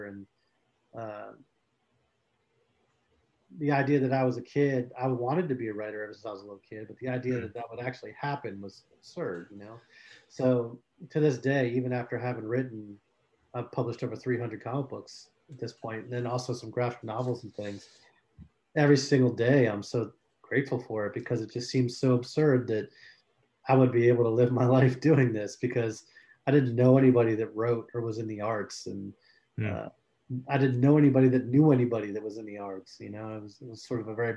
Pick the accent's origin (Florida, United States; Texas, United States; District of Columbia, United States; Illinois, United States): Florida, United States; South; I grew up in South Florida